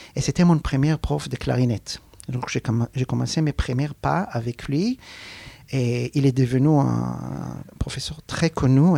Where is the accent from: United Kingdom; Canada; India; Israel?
Israel; Arad, Southern District; French is a second language; Je suis né à Arad, donc c'était à cette époque un, petit village